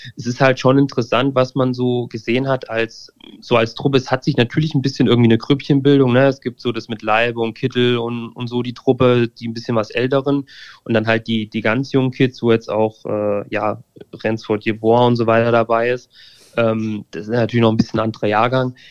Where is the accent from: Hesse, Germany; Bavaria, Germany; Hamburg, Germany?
Hesse, Germany; near Fulda; ich komme aus der Nähe von Fulda ähm, also irgendwie Mitteldeutschland.